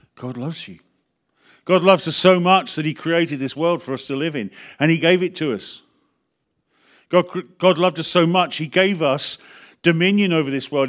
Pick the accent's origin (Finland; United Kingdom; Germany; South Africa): United Kingdom; we are so British.